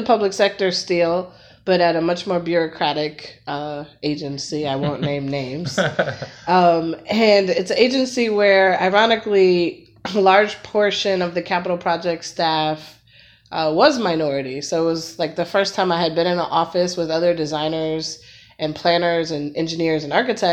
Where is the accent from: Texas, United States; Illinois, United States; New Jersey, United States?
Illinois, United States; Chicago; moved away as an adult; now in Philadelphia, United States; I'm a Chicagoan.